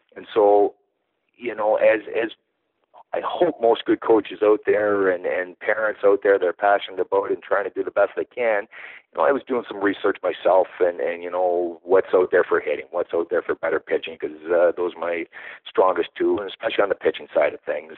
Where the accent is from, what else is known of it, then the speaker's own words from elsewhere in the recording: Canada; also born or lived in Pennsylvania / France; now in Toronto area, Canada; I am a Canadian uh, northerner, um, and yeah, like uh, like every Canadian, I played my hockey growing up